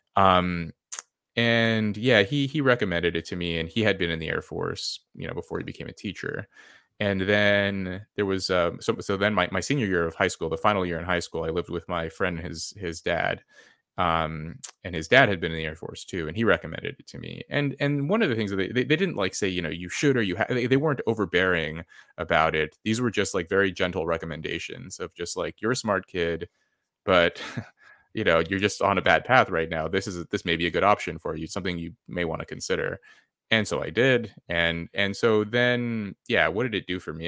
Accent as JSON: {"language": "English", "region": "California", "country": "United States", "tie": "born or raised there", "moved": "as an adult", "said": "where I grew up in California."}